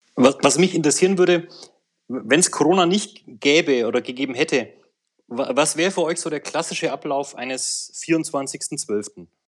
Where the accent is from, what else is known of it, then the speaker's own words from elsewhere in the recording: Swabia, Munich, Bavaria, Germany; Ich komme aus äh, Bayern, aus Schwaben